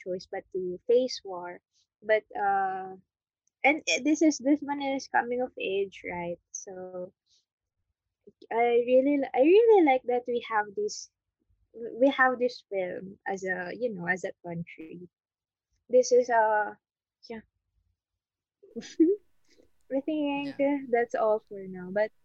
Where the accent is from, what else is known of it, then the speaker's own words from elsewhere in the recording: Philippines; as Filipino filmmakers